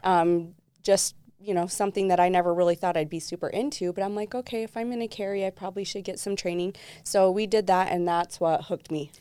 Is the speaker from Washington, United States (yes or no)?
no; Southern Utah, United States; I was raised predominantly in Southern Utah most of my life.